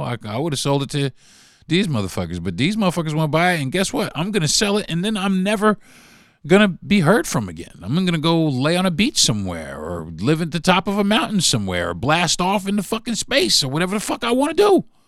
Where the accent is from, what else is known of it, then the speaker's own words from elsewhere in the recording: New York, United States; I'm from New York